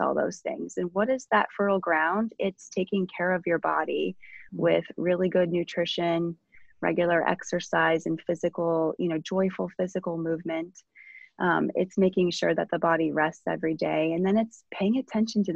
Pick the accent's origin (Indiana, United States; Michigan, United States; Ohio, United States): Ohio, United States; I grew up in Ohio in the midst of cornfields